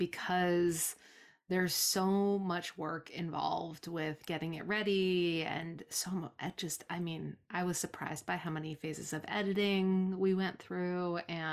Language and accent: English; Provincetown, Massachusetts, United States; I grew up here in Provincetown, which is the next town over, and I've left a bunch of times and always come back because I just like the way things are here.